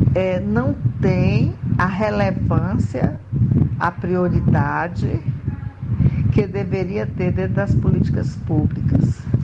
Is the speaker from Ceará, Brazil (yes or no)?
yes; Canindé, Ceará, Brazil; now in Maceió, Brazil; Sou cearense de Canindé, mas moro em Marcel, Alagoas